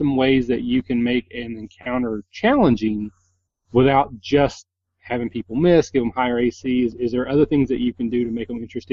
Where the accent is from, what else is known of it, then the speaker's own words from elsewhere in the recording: Kentucky, United States; I'm from Kentucky and I'm a hick and I can't pronounce a lot of words right